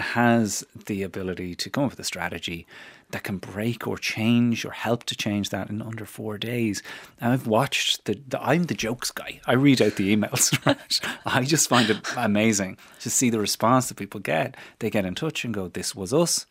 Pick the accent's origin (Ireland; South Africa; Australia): Ireland; Newbridge, Leinster; my hometown of Newbridge